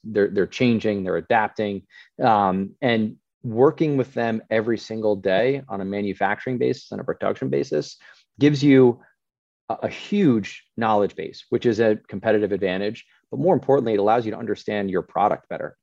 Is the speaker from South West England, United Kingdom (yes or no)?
no; Scotland, United Kingdom; we're from Scotland